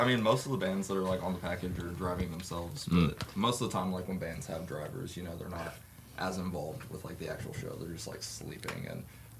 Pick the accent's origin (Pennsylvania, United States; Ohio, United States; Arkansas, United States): Ohio, United States; I'm from Ohio, so at least I'm like used to the snow.